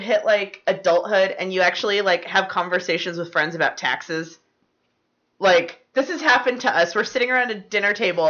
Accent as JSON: {"language": "English", "region": "Southern California", "country": "United States", "tie": "born or raised there", "said": "I grew up in Southern California."}